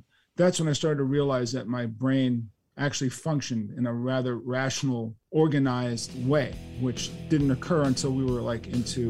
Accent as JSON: {"language": "English", "town": "New York City", "region": "New York", "country": "United States", "tie": "born or raised there", "said": "But I do believe that living in New York City, growing up in New York City, getting to the speed of New York City"}